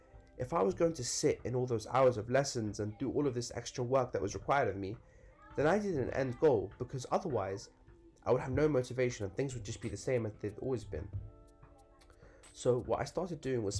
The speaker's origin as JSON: {"language": "English", "town": "Northolt", "region": "London", "country": "United Kingdom", "tie": "born or raised there", "said": "growing up in Northolt"}